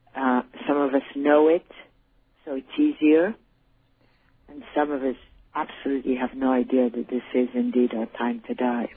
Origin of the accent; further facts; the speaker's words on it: Paris, Île-de-France, France; also born or lived in Switzerland / United States; now in Spain; I was born in Switzerland. My mother um, was Polish. My father was British, and I grew up in Paris